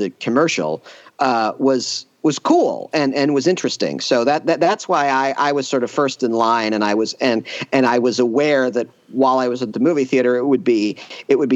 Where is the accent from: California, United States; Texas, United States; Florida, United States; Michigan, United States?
Michigan, United States; Ann Arbor; moved away; I grew up in Ann Arbor, which is a college town